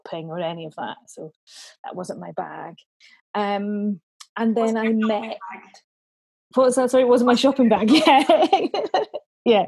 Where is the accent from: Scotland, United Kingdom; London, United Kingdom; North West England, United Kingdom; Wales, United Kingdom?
Scotland, United Kingdom; Dunfermline; I'm from Dunfermline originally, in Fife, sunny Dunfermline